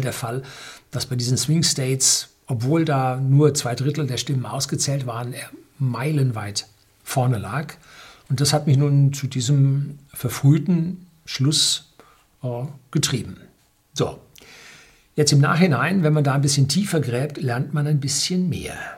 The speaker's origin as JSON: {"language": "German", "region": "Bavaria", "country": "Germany", "said": "Bei uns in Bayern"}